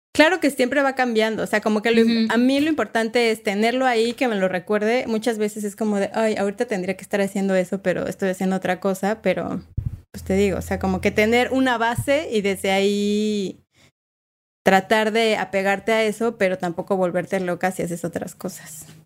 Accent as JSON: {"language": "Spanish", "country": "Mexico", "moved": "as an adult", "lives_now": "Uruguay", "said": "como mexicanos, mexicanas y mexicanes"}